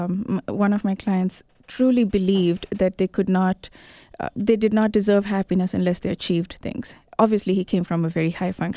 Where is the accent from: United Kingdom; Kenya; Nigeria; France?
Kenya; also born or lived in India / Botswana; I was born in India, but I was 6 months when I went to Africa. So I grew up in Kenya and Botswana, and I completed my high school there.